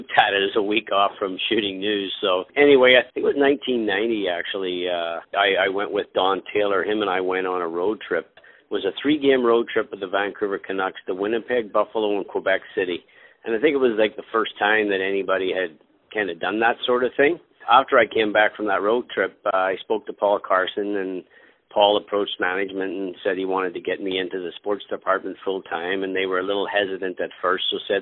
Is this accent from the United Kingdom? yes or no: yes; Belfast, Northern Ireland, United Kingdom; moved away; I was born in Belfast, Northern Ireland